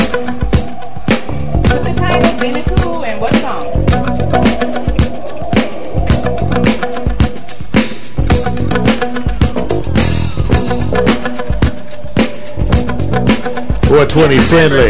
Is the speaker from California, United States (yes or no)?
yes; California, United States; I'm from California